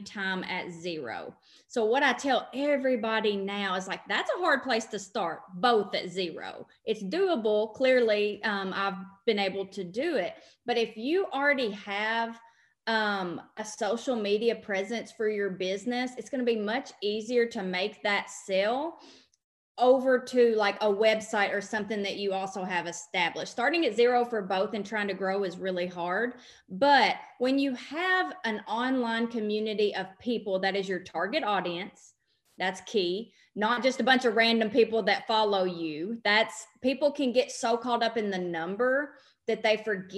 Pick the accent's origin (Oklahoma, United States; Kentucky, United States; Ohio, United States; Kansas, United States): Kentucky, United States; Western; I'm from Western Kentucky, hence the accent that everybody asks about all the time